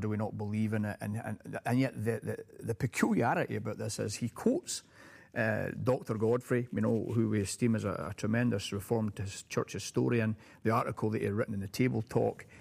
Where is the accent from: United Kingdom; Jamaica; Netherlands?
United Kingdom; now in United States; having been a Brit